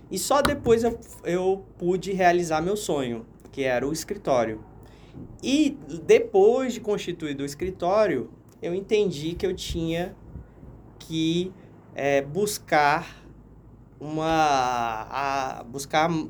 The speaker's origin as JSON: {"language": "Portuguese", "town": "Natal", "region": "Rio Grande do Norte", "country": "Brazil", "tie": "born there", "moved": "yes", "lives_now": "Rondônia, Brazil", "said": "eu nasci em Natal e o meu irmão nasceu em Brasília."}